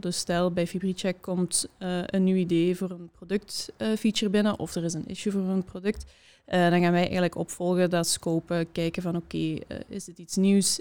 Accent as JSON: {"language": "Dutch", "town": "Hasselt", "region": "Flanders", "country": "Belgium", "said": "ik kom uit Hasselt"}